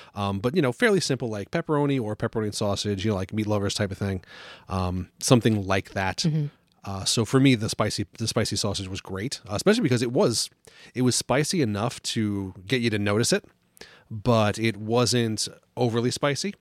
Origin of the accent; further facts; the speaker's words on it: New York, United States; now in New England, United States; growing up in New York